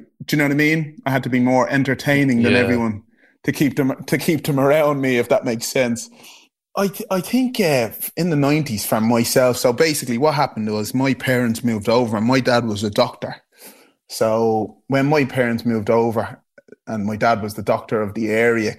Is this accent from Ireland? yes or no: yes; Dublin, Leinster, Ireland; accent: Irish accent from Blanchardstown; moved away as an adult; now in London, United Kingdom; where I lived in Blanchardstown, well, like Clonsilla, Blanchardstown area